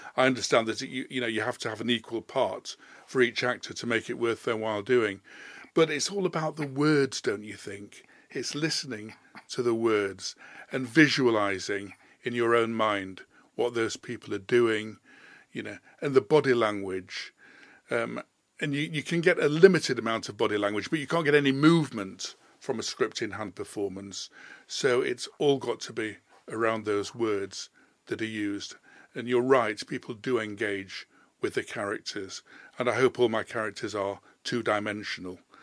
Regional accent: Leeds, Yorkshire and the Humber, United Kingdom; moved away as an adult; also born or lived in London; I was born in Leeds. I was born at Leeds Maternity Hospital in Hyde Terrace, which I think no longer exists. So I've lived in Leeds most of my life

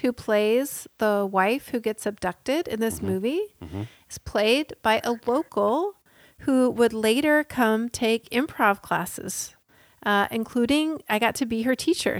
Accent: the South, United States

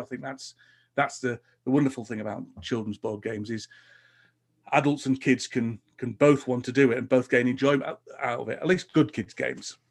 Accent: Huddersfield, Yorkshire and the Humber, United Kingdom; in Huddersfield, my hometown, I run

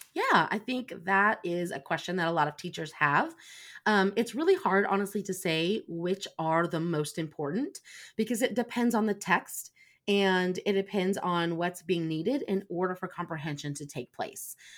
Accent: Indiana, United States; I'm from Indiana.

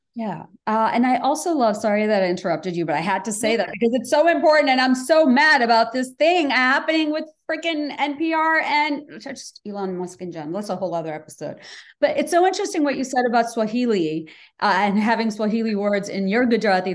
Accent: Bangladesh; moved away as an adult; now in United States; I'm uh, Bangladeshi American because I came here for college

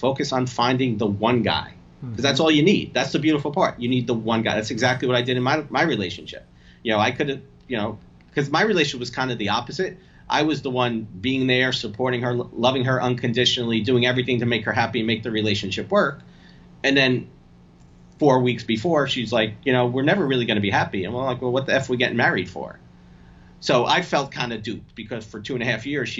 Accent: New Jersey, United States; also born or lived in Bronx, New York; I was born in the Bronx. I'm Italian and from New Jersey

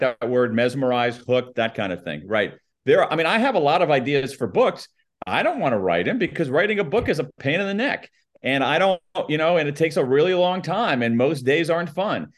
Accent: United States; accent: American newscaster flat accent; my American accent. My, my, my, my, my American newscaster flat accent

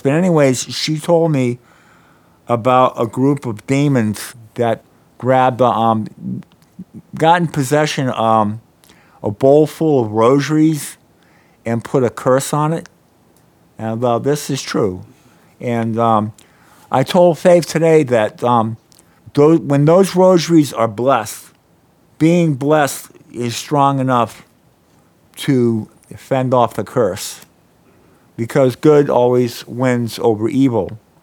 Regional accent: Norfolk, Virginia, United States; I grew up in Norfolk, Virginia

